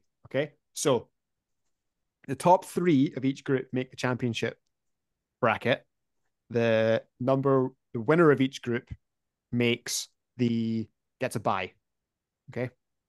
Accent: Dunfermline, Scotland, United Kingdom; I come from Dunfermline

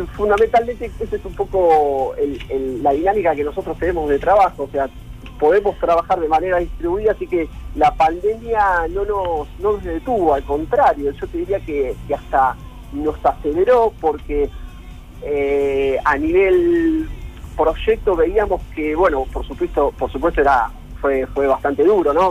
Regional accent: Mar del Plata, Buenos Aires Province, Argentina; somos todos de Mar del Plata

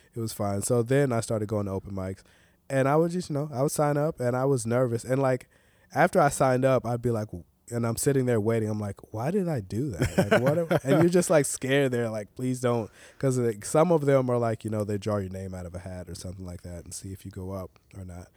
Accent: Tyler, Texas, United States; also born or lived in Los Angeles; now in Portland, United States; growing up in Tyler

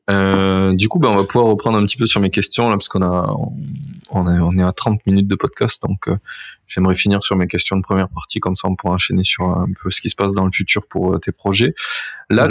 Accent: France; je suis français

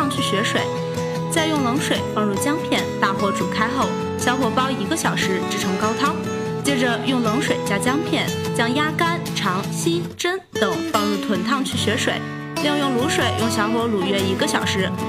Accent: Shaanxi, China; 作为一个纯正的陕西吃货

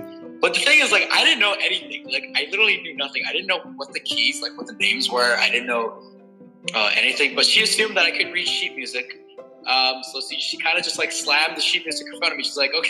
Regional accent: China; So I grew up in China, right?

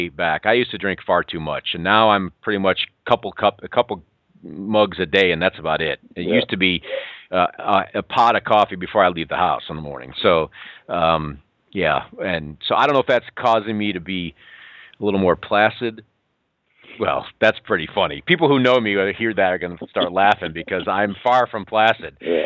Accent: Western New York, United States; moved away; I'm a Western New Yorker, in case you haven't picked up on it. I'm from Western New York. I lived my years in the snow

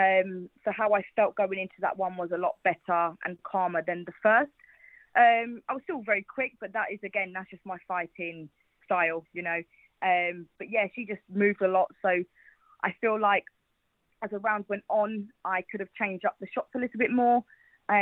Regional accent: Watford, East of England, United Kingdom; I'm from Watford.

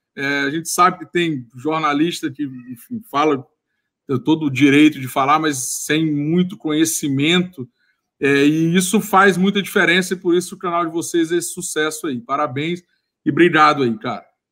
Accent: Maranhão, Brazil; moved away as an adult; also born or lived in Rio de Janeiro; eu sou maranhense, eu formei lá na Universidade é, Estadual do Maranhão.

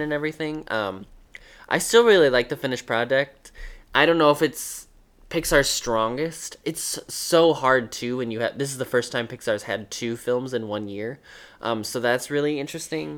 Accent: Northern Indiana, United States; I'm from Northern Indiana, and he went to a high school that was the town next to mine

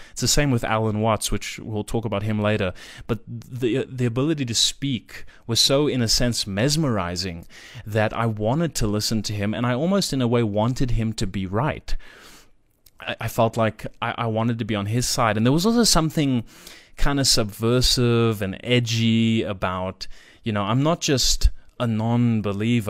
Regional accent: South Africa; I live in South Africa, which will come up I'm, I'm South African, I should say, born and raised

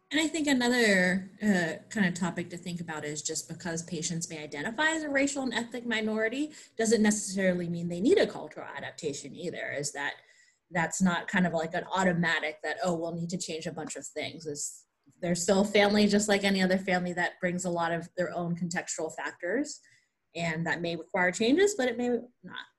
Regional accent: Pennsylvania, United States; moved away as an adult; also born or lived in Chicago / Kentucky; I grew up in Pennsylvania

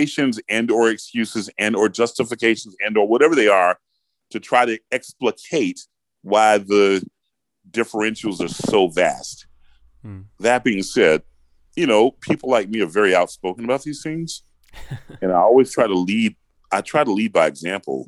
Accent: Atlanta, Georgia, United States; I grew up in Atlanta, Georgia

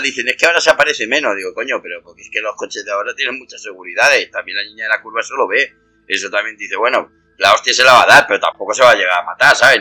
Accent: Madrid, Community of Madrid, Spain; yo soy de Madrid

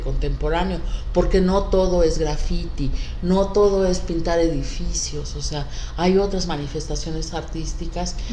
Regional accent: Acapulco, Guerrero, Mexico; Yo de niña ahí en Caleta

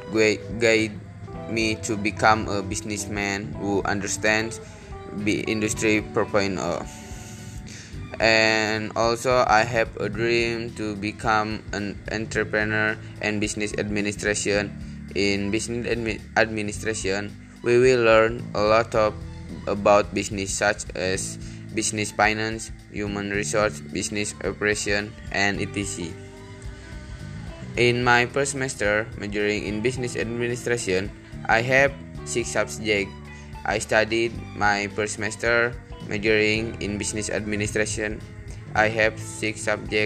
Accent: Garut, West Java, Indonesia; I was born in Garut, West Java on March 28, 2002, and now I'm 18 years old.

